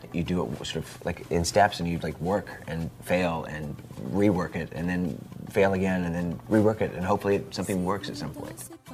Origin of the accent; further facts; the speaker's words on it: Indiana, United States; now in Portland, United States; When I was a child, uh, growing up in Indiana